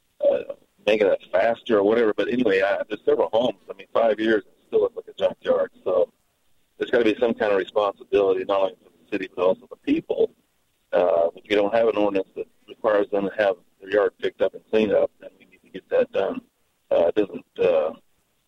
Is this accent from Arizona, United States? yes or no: no; Utah, United States; also born or lived in California; now in Hurricane, United States; I was born and raised in Utah, but always wanted to stay in Southern Utah